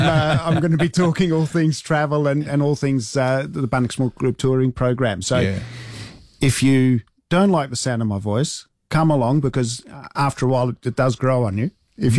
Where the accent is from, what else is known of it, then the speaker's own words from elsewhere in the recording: Adelaide, South Australia, Australia; So, we're both from Adelaide, so neither of us got anywhere to hide.